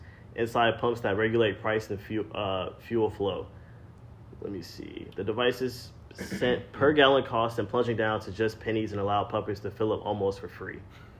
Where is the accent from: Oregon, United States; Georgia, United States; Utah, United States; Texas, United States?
Georgia, United States; Atlanta; like I'm from Atlanta. Like, what's up?